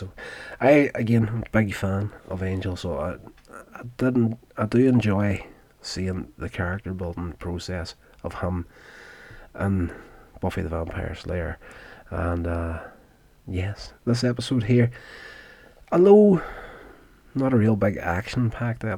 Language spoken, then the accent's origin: English; Northern Ireland, United Kingdom; born or raised there